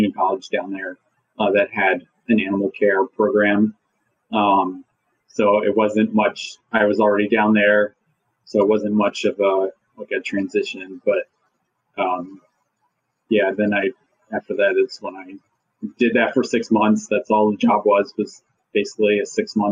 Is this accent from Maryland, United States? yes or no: yes; Maryland, United States; also born or lived in North Carolina; I'm from Maryland